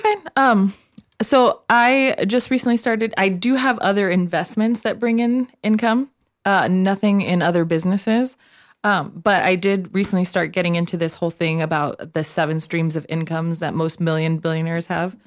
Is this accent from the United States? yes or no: yes; Nogales, Arizona, United States; I am from Nogales, Arizona